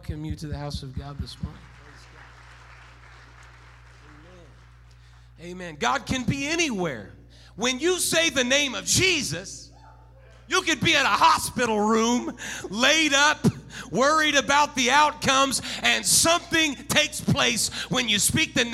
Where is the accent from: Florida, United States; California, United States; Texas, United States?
California, United States; Santa Barbara; also born or lived in Oregon / North Dakota; now in Bakersfield, United States; born and raised in Santa Barbara, California, lived there for a little bit.